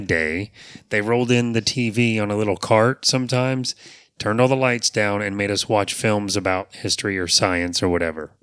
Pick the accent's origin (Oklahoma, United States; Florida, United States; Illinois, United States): Florida, United States; Apopka; born or raised there